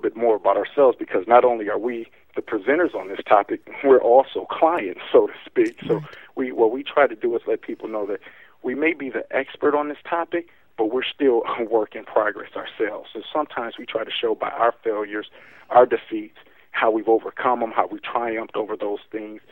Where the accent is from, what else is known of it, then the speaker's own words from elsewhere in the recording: Milwaukee, Wisconsin, United States; I was born in Milwaukee, Wisconsin, where I'm at now. So I've been born and raised here my whole life.